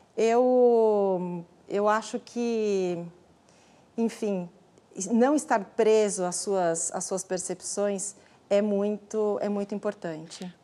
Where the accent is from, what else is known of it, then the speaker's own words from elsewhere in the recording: Brazil; nós somos brasileiros e brasileiras